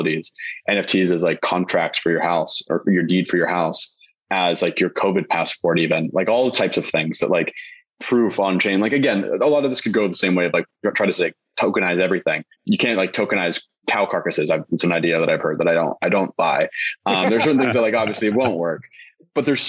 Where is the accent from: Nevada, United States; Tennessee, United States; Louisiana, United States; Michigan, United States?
Nevada, United States; Las Vegas; moved away; I'm from Vegas originally